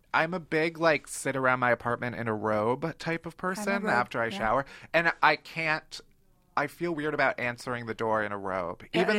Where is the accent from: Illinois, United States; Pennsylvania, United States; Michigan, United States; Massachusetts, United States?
Illinois, United States; Chicago; moved away as an adult; now in New York, United States; I'm from Chicago, and whenever I visit home